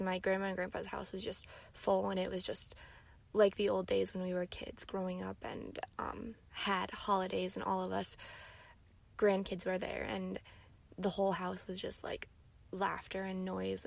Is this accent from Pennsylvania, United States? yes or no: yes; Gettysburg, Pennsylvania, United States; moved away; I'm currently in Gettysburg, my hometown